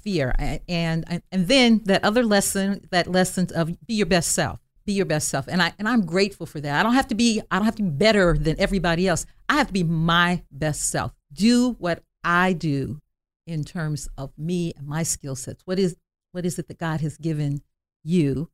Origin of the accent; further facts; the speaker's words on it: Dayton, Ohio, United States; I was born on Home Avenue in West Dayton, and then we moved to Residence Park in the mid-fifties